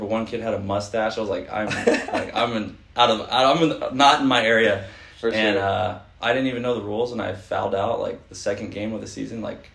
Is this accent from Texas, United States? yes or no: no; Fullerton, California, United States; also born or lived in Albuquerque, New Mexico; I'm a SoCal kid. I grew up in Fulton for the last 12 years.